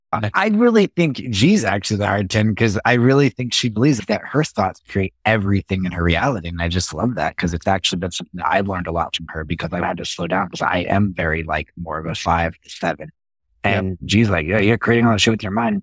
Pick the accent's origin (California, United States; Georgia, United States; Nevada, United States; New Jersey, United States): Nevada, United States; Las Vegas; moved away as an adult; now in San Diego, United States; born and raised in Las Vegas